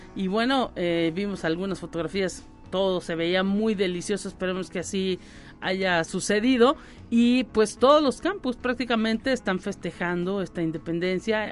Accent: Mexico; como mexicanos

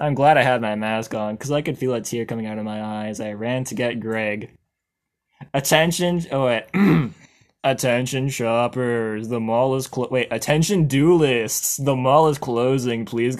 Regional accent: Australia; accent: Australian; I get ready for my Australian accent to really come through.

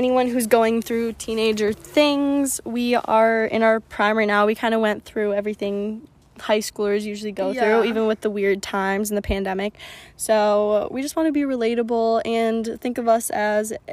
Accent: Cambridge, Wisconsin, United States; also born or lived in St. Charles, Illinois / Edgewood; I grew up in St. Charles, Illinois, and then moved to Cambridge, Wisconsin in third grade. But then came to Edgewood my freshman year

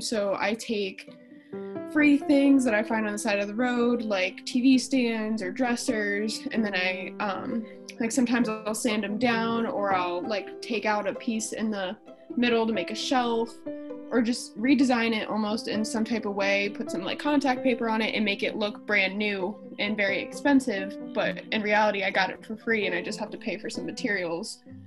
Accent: Canton, Ohio, United States; I grew up in Canton, Ohio.

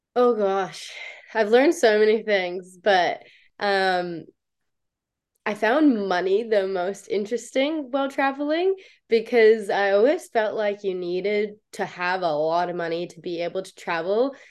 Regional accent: Canada; moved away as an adult; also born or lived in New Zealand; I played for the under 21 Canadian team

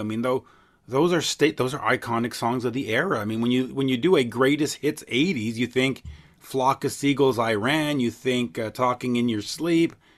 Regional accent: Montreal, Quebec, Canada; as we say in Montreal

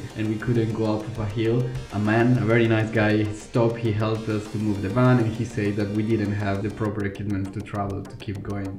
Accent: Italy; moved away as an adult; now in Iceland; I'm from Italy. I was born and raised there, but my parents are Colombians.

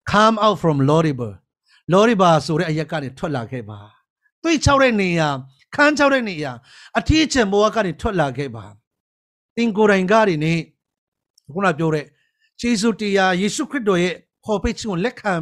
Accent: Chin Hills, Chin State, Myanmar; born or raised there

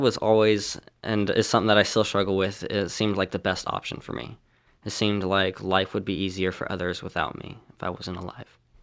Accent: California, United States; I'm from California and I'm sixteen years old.

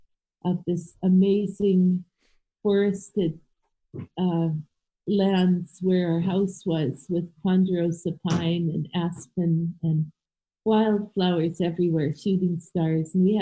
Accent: Victoria, British Columbia, Canada; also born or lived in Berkeley, California / Missoula, Montana; I grew up in Victoria, essentially went to school here, and we became Canadians as soon as we could legally

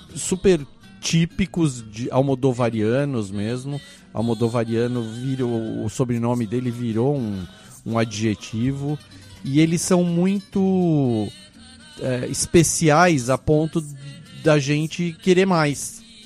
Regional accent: Brazil; eu sou do Brasil

